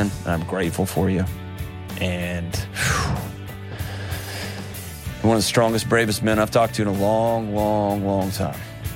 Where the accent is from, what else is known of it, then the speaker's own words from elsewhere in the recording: Texas, United States; moved away; my home state of Texas